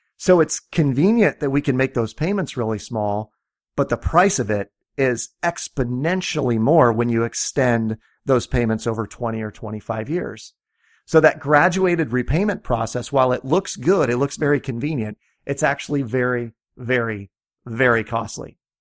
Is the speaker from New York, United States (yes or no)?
no; Iowa, United States; I'm from Iowa